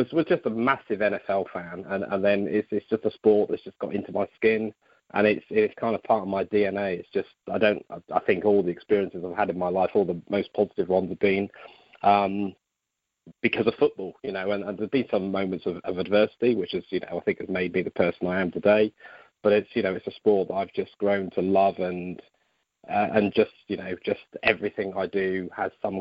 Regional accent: South Coast of England, United Kingdom; now in Stoke-on-Trent, United Kingdom; I'm not from that part of the world. I'm from the South Coast, but I live up here with my wife and two daughters.

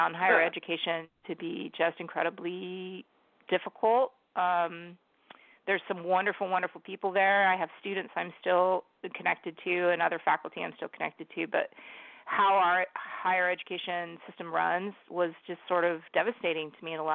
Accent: San Diego, California, United States; also born or lived in Bogota, Colombia; now in Washington State, United States; I grew up in San Diego

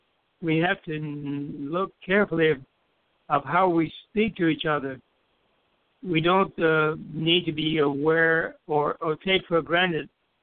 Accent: U.S. Virgin Islands; I grew up in the Virgin Islands, and one of the habits we have is

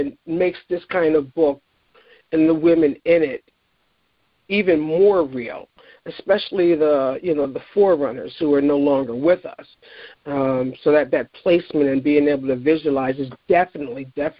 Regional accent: Philadelphia, Pennsylvania, United States; being a Philadelphian

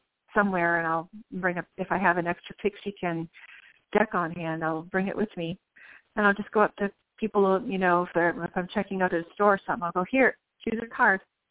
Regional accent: Guelph, Ontario, Canada; moved away as an adult; also born or lived in New Orleans, United States; now in Chattanooga, United States; Born and raised in Ontario, Canada, Guelph, actually, and met my husband, moved down to New Orleans area

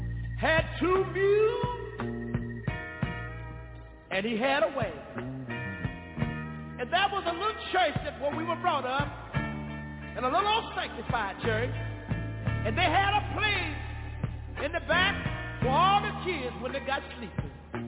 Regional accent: Tyler, Texas, United States; I'm from Tyler, Texas. But that's what where I was born. I was born in a little community about 13 miles from Tyler, in a little community that was called Galilee.

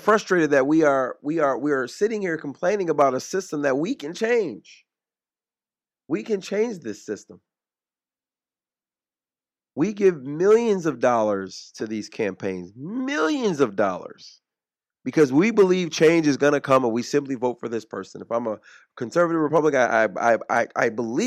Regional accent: the South, United States; I'm from the South. My family is from here, from the South.

